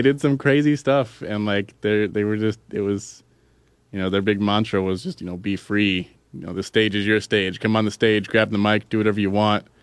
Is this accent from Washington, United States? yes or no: yes; Yakima, Washington, United States; my hometown of Yakima